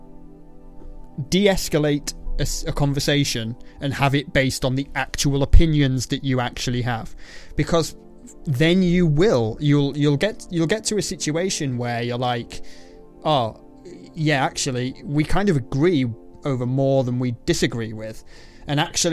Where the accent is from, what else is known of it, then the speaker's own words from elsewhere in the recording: England, United Kingdom; I'm English